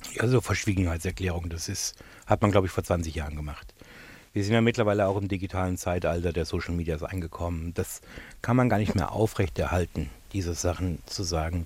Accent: Bavaria, Germany; now in United Kingdom; dass ich ja immer noch meinen bayerischen deutschen Pass habe

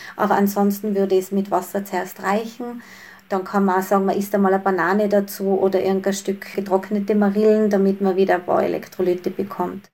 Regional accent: Tyrol, Austria; bei uns in Tirol

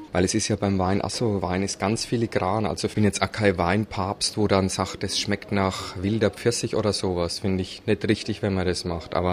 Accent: Bavaria, Germany; Wir kommen aus dem Berchtesgadener Land

